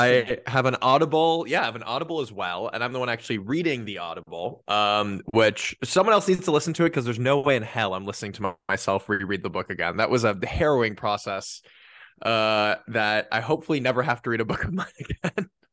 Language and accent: English; Los Angeles, California, United States; I grew up in Los Angeles' San Fernando Valley, aka the Valley